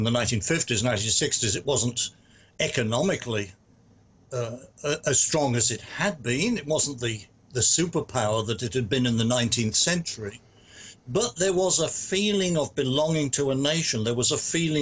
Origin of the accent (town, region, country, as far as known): United Kingdom; now in United States